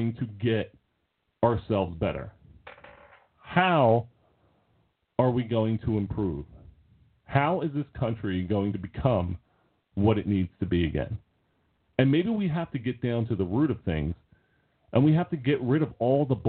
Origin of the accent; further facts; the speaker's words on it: United States; It's not easy being American